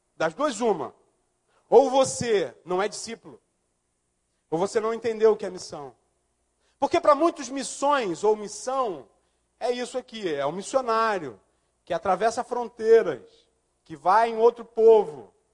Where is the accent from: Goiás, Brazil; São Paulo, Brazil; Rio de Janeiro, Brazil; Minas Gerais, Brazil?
Rio de Janeiro, Brazil; moved away; also born or lived in Linhares; Eu nasci no Morro da Mangueira